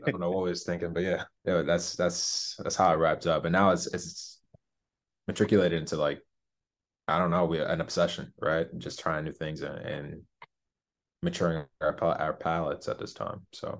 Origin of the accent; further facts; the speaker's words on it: Michigan, United States; But I'm born and raised in West Michigan.